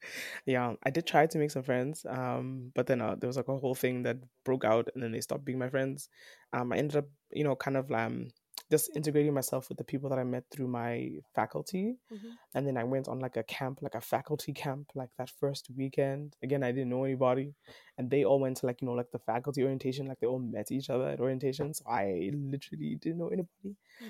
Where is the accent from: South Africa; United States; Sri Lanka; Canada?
South Africa; I'm Nigerian, I'm Yoruba, mm-hmm. but I was born and raised in South Africa.